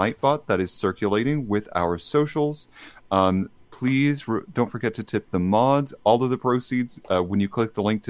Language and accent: English; Texas, United States; I'm actually from Texas